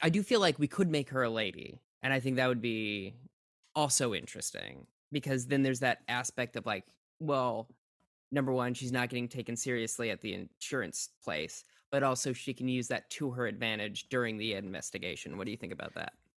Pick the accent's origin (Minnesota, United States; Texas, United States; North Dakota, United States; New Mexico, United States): Minnesota, United States; I'm from Minnesota.